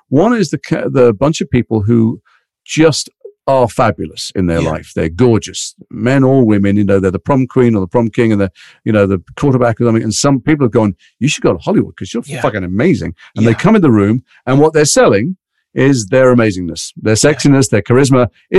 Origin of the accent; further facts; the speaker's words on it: Liverpool, North West England, United Kingdom; accent: Liverpool; also born or lived in London; I'm from Liverpool. So I had a very mild Liverpool accent like that. And then we moved to London and I went kind of full Cockney.